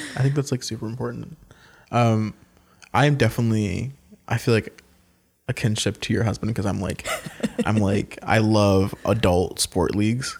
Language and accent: English; North Carolina, United States; now in Washington, D.C., United States; I'm originally from North Carolina